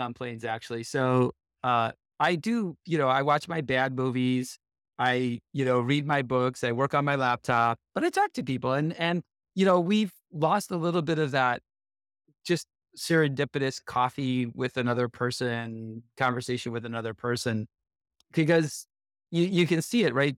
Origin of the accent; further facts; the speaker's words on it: Buffalo, New York, United States; also born or lived in Detroit, Michigan / Dallas, Texas / Bay Area, California; now in Sunnyvale, United States; I grew up outside of Buffalo, New York